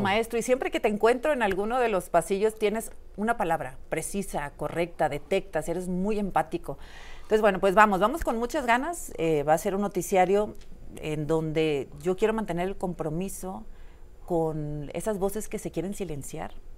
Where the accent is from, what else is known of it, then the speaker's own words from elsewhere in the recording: Monterrey, Nuevo León, Mexico; moved away as an adult; now in Mexico City, Mexico; Yo soy de Monterrey